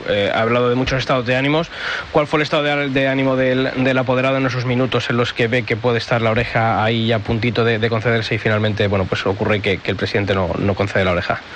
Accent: Arévalo, Castile and León, Spain; por mi tierra, en Arevalo

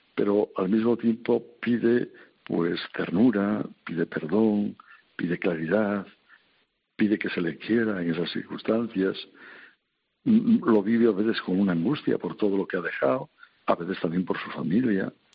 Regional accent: Santoña, Cantabria, Spain; moved away; allá en mi tierra, en en la villa de Santoña

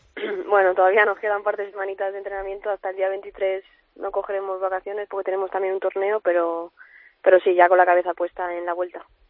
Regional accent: Madrid, Community of Madrid, Spain; también soy de aquí de Madrid

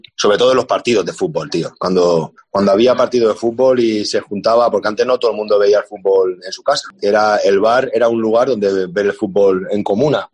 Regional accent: Extremadura, Spain; moved away; la morcilla que tengo ahí de mi pueblo, le, abro una, le abro una cervecita extremeña

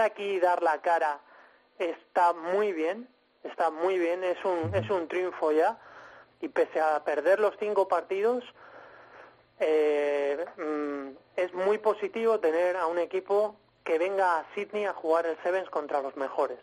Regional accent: Spain; now in Australia; tenemos como el síndrome del emigrante que cuando viene aquí algún español

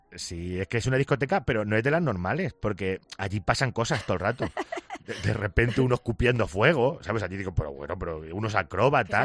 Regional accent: Picón, Castilla-La Mancha, Spain; yo estoy en en Picón, mi pueblo tiene 690 habitantes

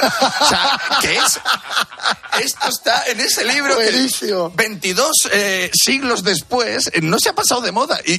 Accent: Valladolid, Castile and León, Spain; Claro, pues yo soy, yo soy de Valladolid

